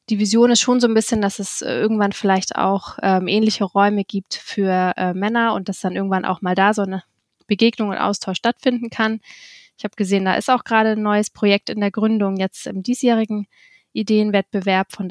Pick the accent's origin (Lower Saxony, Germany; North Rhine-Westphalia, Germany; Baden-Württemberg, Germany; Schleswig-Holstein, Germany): Schleswig-Holstein, Germany; Kiel; moved away; ähm, 32 Jahre alt. Ich bin ursprünglich in Kiel geboren und nachdem ich auch viele Jahre anderweitig in der Welt unterwegs war, wohne ich jetzt auch wieder in Kiel